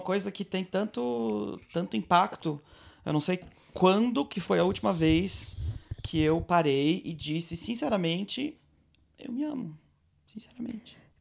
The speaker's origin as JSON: {"language": "Portuguese", "town": "Blumenau", "region": "Santa Catarina", "country": "Brazil", "tie": "born or raised there", "moved": "yes", "lives_now": "Nof HaGalil, Israel", "said": "eu sou brasileiro, nascido e criado em Blumenau, Santa Catarina"}